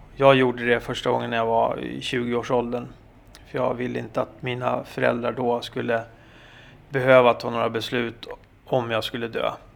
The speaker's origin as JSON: {"language": "Swedish", "country": "Sweden", "said": "vi svenskar"}